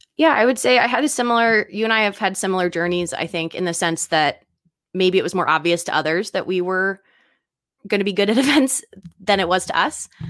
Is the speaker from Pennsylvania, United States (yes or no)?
yes; Philadelphia, Pennsylvania, United States; moved away; also born or lived in China; I'm originally from the East Coast. I was bor-, not born, but raised in Philadelphia